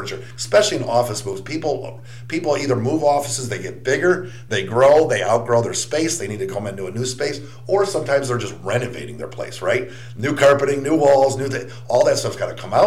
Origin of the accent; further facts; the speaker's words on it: Chicago, Illinois, United States; moved away as an adult; also born or lived in Milwaukee, Wisconsin; now in Wilmington, United States; I'm originally from the Midwest, born and raised in Chicago, lived in Milwaukee for several years